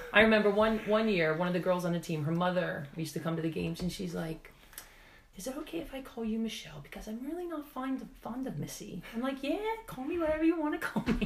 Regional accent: Pennsylvania, United States; accent: American; moved away as an adult; now in Wales, United Kingdom; from my accent, you can tell I'm from America.

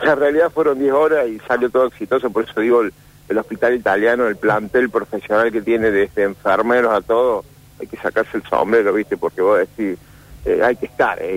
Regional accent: Etruria, Córdoba, Argentina; somos de Etruria

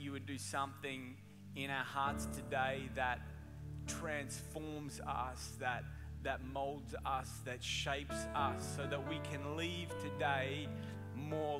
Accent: Australia; moved away as an adult; now in Orange County, United States; I'm originally from Australia, and I migrated to Orange County almost 10 years ago, 9 years ago now, and I brought my accent with me

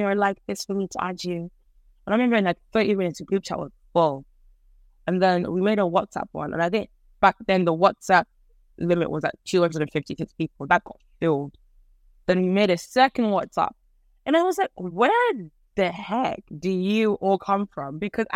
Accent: Ireland; I grew up in Ireland

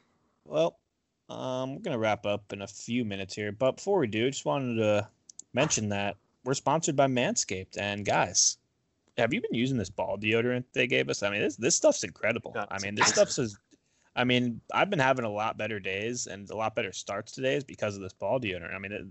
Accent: Florida, United States; And I'm from Florida.

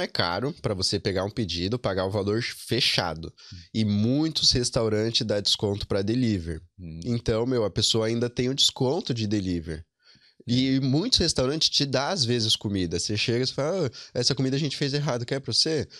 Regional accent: São Paulo, Brazil; moved away as an adult; now in Ireland; Eu sou da, da Zona Norte, do Vila Carolina, o bairro especificamente.

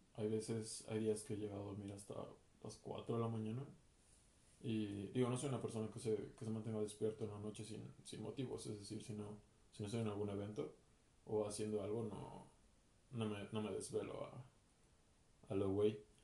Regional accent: Mexico City, Mexico; soy de la Ciudad de México, mexicano

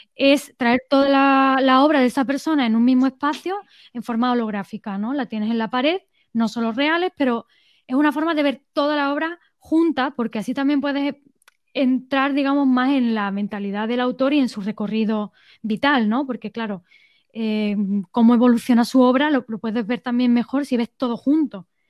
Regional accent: Estepona, Andalusia, Spain; also born or lived in England; volví a mi pueblo, a Estepona

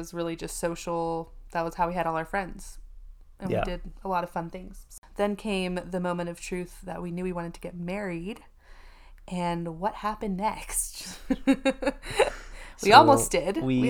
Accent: East Coast, United States; I grew up on the East Coast, so middle school and high school, very much the odd one out being Mormon

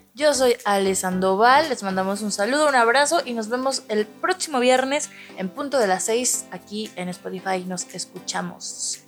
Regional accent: Tepic, Nayarit, Mexico; aquí nosotros somos de Tepic Nayarit

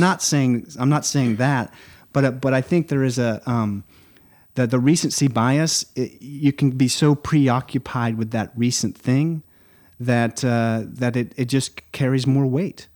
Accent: Nacogdoches, Texas, United States; also born or lived in Lake District, England; I moved back here when I was seven. And, uh, I remember we moved from the Rolling Green Hills of the Lake District to East Texas, the oldest town in Texas, Nacogdoches

